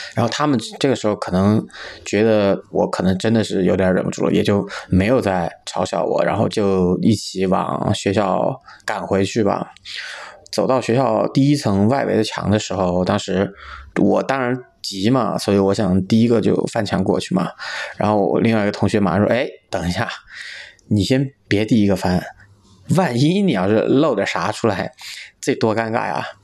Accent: Chengdu, Sichuan, China; 今年三十五岁，是一个土生土长的成都人

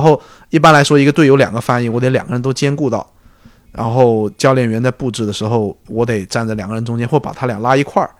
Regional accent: Guangdong, China; also born or lived in United States; 我是广东人嘛，然后家里面肯定还是希望独子嘛，希望我回家，然后就，最后肯定还是选择了广东队这份工作，然后一回来就干了六年

